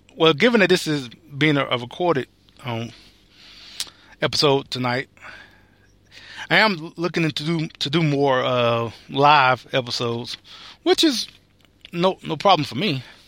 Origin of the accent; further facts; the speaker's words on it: United States; I, as an American